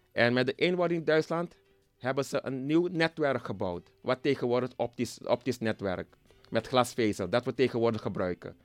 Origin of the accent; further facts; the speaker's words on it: Nickerie, Suriname; now in Switzerland; ik kom oorspronkelijk uit Nikeri